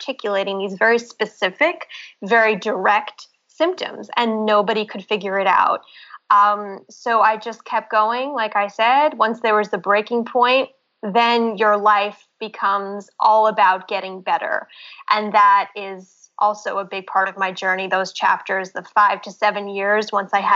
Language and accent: English; New York City, New York, United States; I'm from Brooklyn, New York, and growing up here, I had a very active lifestyle from my childhood